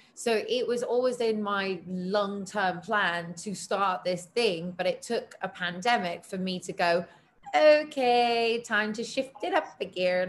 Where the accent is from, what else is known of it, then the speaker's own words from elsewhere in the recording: United Kingdom; me as a as a British person